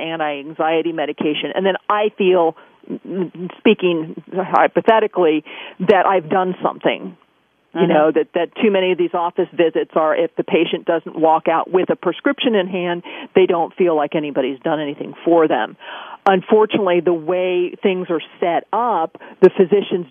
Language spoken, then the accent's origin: English; California, United States; growing up in California and we're, you know, really close to Yosemite